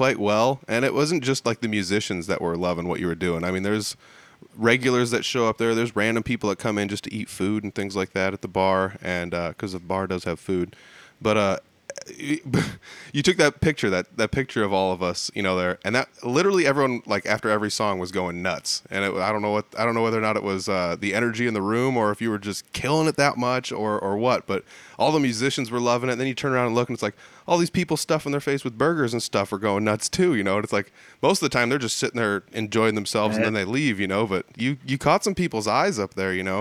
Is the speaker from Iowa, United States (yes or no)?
yes; Humboldt, Iowa, United States; Humboldt, it's north of Fort Dodge